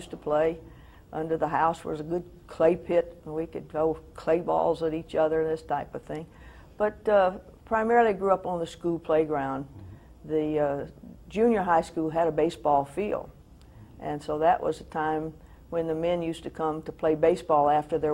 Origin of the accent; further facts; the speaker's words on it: Prichard, Alabama, United States; I was born in Pritchard, Alabama, May the 26th, 1932